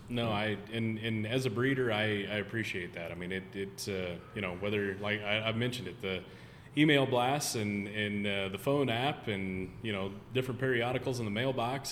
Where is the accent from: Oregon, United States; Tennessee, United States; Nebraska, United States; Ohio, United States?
Nebraska, United States; growing up in Nebraska